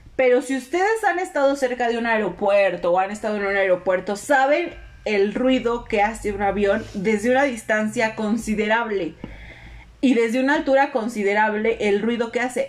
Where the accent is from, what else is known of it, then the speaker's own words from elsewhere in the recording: Mexico; los mexicanos somos como los cangrejos